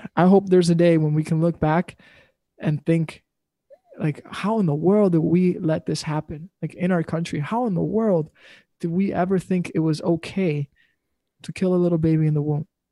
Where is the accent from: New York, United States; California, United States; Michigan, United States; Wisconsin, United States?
Wisconsin, United States; We're from Wisconsin